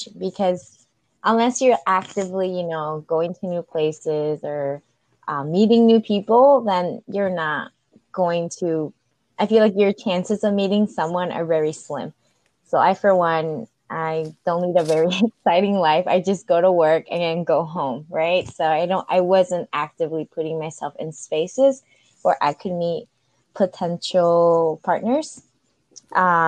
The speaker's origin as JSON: {"language": "English", "area": "northern suburbs of Chicago", "region": "Illinois", "country": "United States", "said": "I am a proud Latina from the northern suburbs, way, way, way northern of Chicago."}